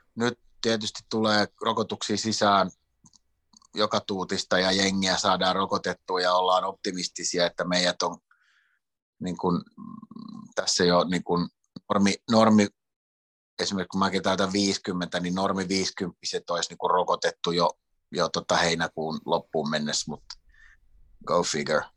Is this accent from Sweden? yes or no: yes; Sweden; now in Finland; mä oon suomenruotsalainen, joka on syntynyt Ruotsissa